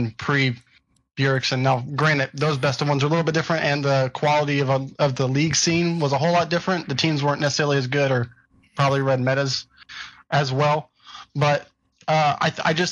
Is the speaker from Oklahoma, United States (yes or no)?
no; Houston, Texas, United States; I'm from Houston, Texas